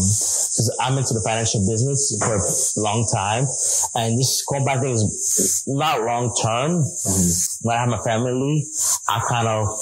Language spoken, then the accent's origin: English; United States; Growing up in America, people don't like the Haitians. In the Caribbean, they don't like the Haitians.